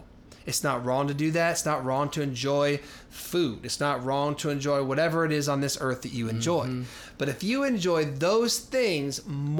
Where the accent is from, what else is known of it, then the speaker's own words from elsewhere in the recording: Denver, Colorado, United States; now in Minneapolis, United States; I grew up in Denver